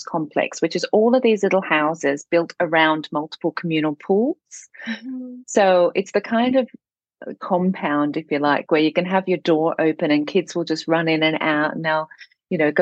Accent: Singapore; moved away; also born or lived in Amsterdam, Netherlands; I'm from Singapore

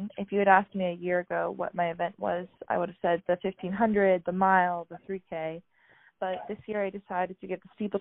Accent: Colorado Springs, Colorado, United States; moved away as an adult; also born or lived in Oregon / Washington; now in Seattle, United States; I grew up in Colorado Springs, went to Air Academy High School

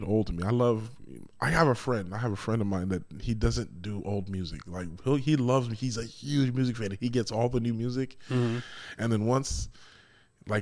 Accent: Tacoma, Washington, United States; I was raised in Tacoma, so I've been doing music in Tacoma my whole life

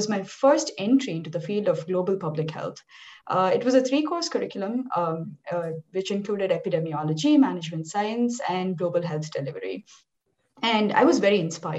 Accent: India; moved away as an adult; now in Union City, United States; I grew up in India and later moved to the US in 2012. I live in Union City Bay Area with my husband and my 2-year-old daughter.

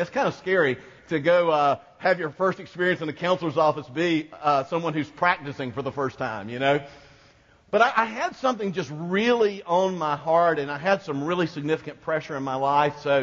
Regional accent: Quincy, Florida, United States; my next-door neighbor, growing up in Quincy, Florida

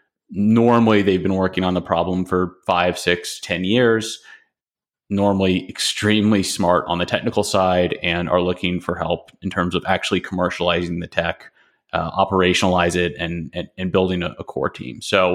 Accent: Nashville, Tennessee, United States; I mean, I grew up in Nashville, Tennessee.

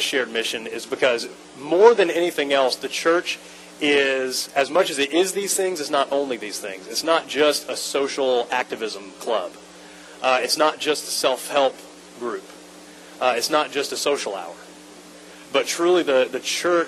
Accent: Atlanta, Georgia, United States; moved away as an adult; now in Lakeland, United States; I'm from Atlanta originally. We moved to Lakeland 7 years ago

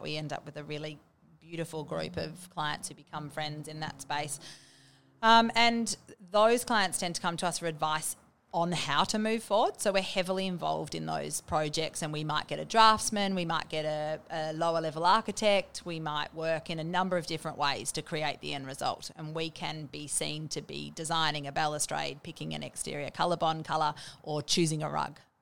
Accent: Bendigo, Victoria, Australia; moved away; also born or lived in Melbourne / Sydney / Williamstown; I grew up in Bendigo and I spent a little bit of time going to school in, um, Melbourne in South Yarra

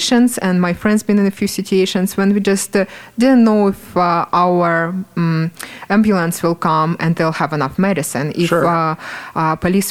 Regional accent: Pokrovsk, Donetsk Oblast, Ukraine; moved away as an adult; now in Centerville, United States; So I grew up in eastern part of Ukraine. Right now, the name of the city is Pokrovsk.

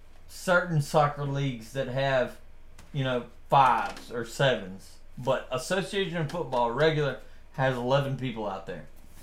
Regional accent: United States; first language English; I'm an American

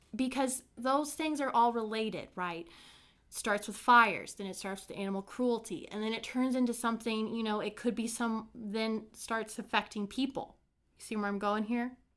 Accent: Brown County, Indiana, United States; my hometown, filled with murder, mysteries, the paranormal, and a fair share of hauntings.

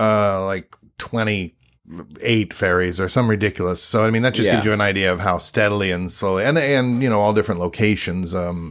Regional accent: Brooklyn, New York, United States; I grew up in Brooklyn, New York, born and raised. Born and raised.

